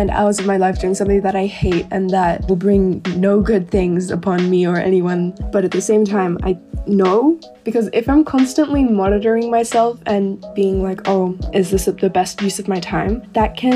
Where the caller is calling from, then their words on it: Sydney, New South Wales, Australia; Hi, this is …, and I'm calling from Sydney, Australia.